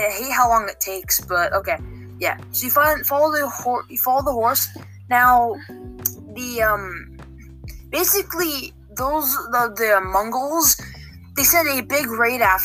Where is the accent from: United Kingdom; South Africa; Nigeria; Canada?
Canada; We're all Canadian here